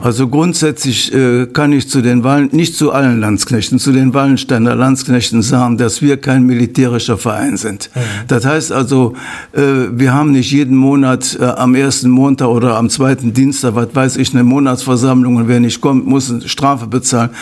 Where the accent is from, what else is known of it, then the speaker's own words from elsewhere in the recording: Meerbusch, North Rhine-Westphalia, Germany; Ur-Ostrater bin, kenne ich sehr viele Leute